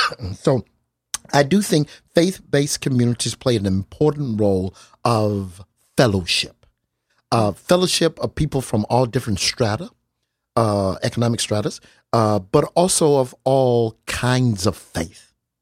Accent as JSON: {"language": "English", "town": "Albany", "region": "Georgia", "country": "United States", "tie": "born or raised there", "said": "there are things that were very, very similar to my growing up in Albany, Georgia, in Deep South."}